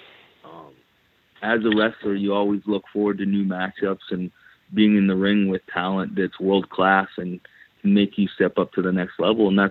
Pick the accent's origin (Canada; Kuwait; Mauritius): Canada; moved away as an adult; now in United States; Growing up in Canada